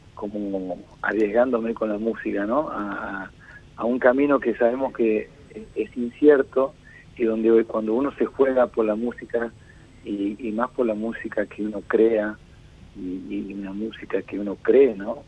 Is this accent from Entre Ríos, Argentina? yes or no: no; Tucumán, Argentina; moved away as an adult; now in Buenos Aires, Argentina; yo vengo de Tucumán y la mitad de mi vida estuve en Tucumán haciéndome, formándome como músico desde muy chico y a los veintipico ya me vine para acá a Buenos Aires